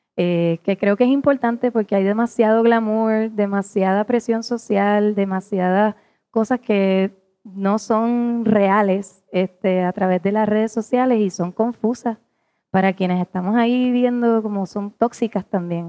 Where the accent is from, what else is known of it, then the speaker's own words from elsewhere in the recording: Puerto Rico; como puertorriqueña